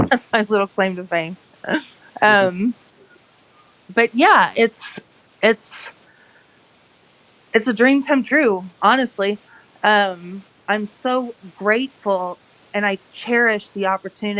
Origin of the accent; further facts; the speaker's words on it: Austin, Texas, United States; now in Midwest, United States; originally from Austin, Texas, but living in the Midwest now